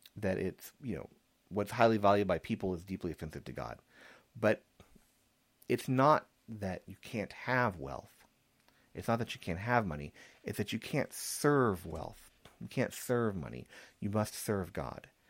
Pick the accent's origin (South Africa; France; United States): United States; San Antonio, Texas; growing up in San Antonio